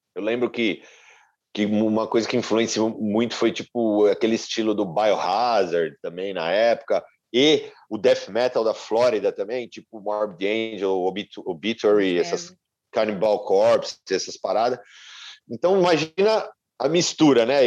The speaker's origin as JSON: {"language": "Portuguese", "country": "Brazil", "moved": "yes", "lives_now": "United States", "said": "eu sou brasileiro"}